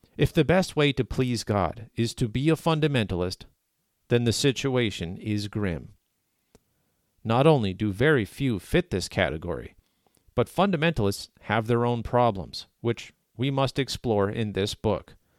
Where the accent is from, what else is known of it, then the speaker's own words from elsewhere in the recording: Canada; as a Canadian who is protected by the Canadian Charter of Rights and Freedoms